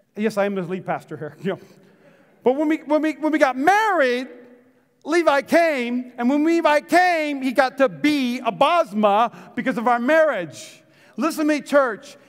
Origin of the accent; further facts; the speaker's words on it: Las Vegas, Nevada, United States; I'm from East Las Vegas